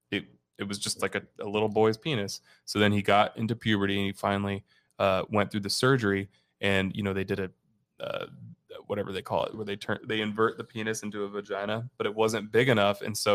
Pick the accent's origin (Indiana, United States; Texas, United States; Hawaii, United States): Indiana, United States; now in Glendale, United States; I'm from Indiana.